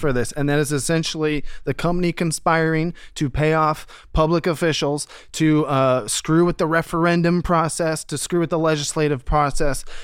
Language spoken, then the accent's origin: English; Columbus, Ohio, United States; as an Ohio native, I'm from Columbus, Ohio